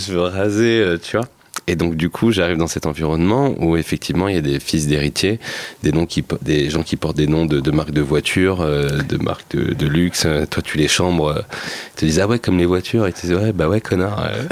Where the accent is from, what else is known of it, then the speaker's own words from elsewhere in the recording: Seine-Saint-Denis, Île-de-France, France; je venais de Seine-Saint-Denis